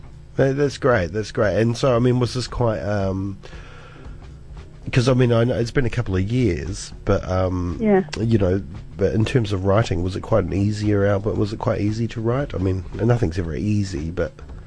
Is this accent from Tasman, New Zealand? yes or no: no; Cromwell, Otago, New Zealand; I grew up in Central as well, just down the road in Cromwell. beautiful Cromwell.